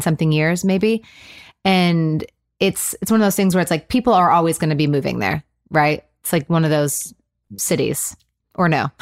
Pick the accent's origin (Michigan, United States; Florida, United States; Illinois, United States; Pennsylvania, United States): Michigan, United States; moved away as an adult; also born or lived in Los Angeles; now in Nashville, United States; I was from Michigan when I moved